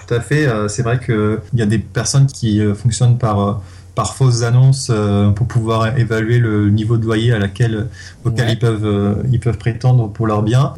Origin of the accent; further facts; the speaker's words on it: Le Mans, Pays de la Loire, France; moi je viens du Mans